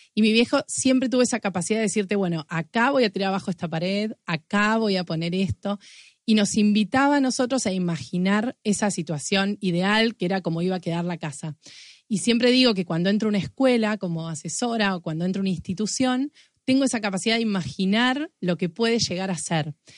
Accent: Argentina; la imaginación y la creatividad que como argentinos tenemos

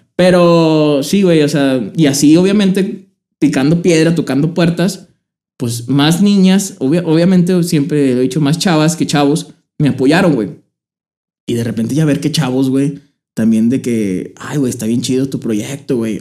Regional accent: Torreón, Coahuila, Mexico; Yo soy de aquí de Torreón, Coahuila.

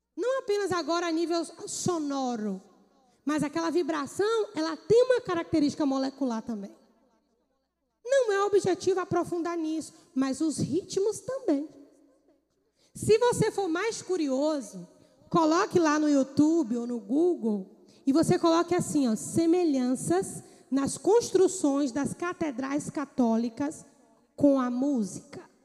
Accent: Bahia, Brazil; moved away; Eu morava na Bahia, sou baiana

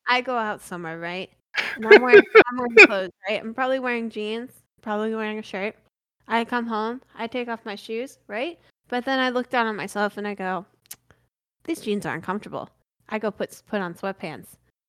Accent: Pennsylvania, United States; I grew up in Pennsylvania

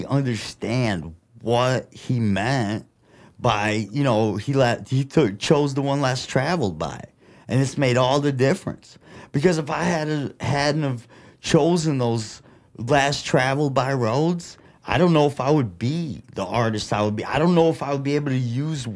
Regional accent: Flint, Michigan, United States; accent: Midwest; first language Russian; English is a second language; also born or lived in Russia; being an immigrant, growing up in Flint

